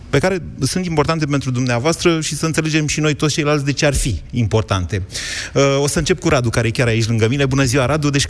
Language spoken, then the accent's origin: Romanian; Bucharest, Romania; Sunt bucureștean.